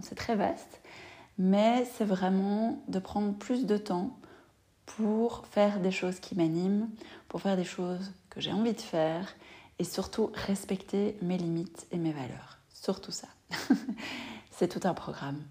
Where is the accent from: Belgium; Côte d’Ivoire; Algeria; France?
Belgium; chez nous en Belgique